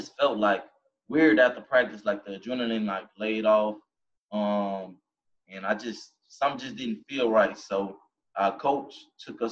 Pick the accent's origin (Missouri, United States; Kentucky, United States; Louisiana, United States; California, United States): Louisiana, United States; Baton Rouge; growing up in Baton Rouge, Louisiana